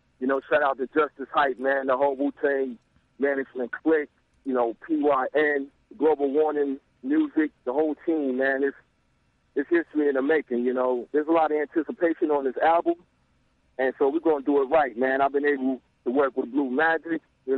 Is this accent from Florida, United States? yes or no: no; Kentucky, United States; also born or lived in New York / Atlanta; I grew up in New York. I lived in Atlanta. You know, I'm from Kentucky, so I've been around.